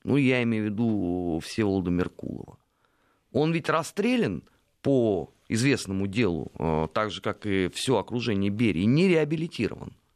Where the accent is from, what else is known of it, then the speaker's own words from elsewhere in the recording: Moscow, Russia; я как бы коренной москвич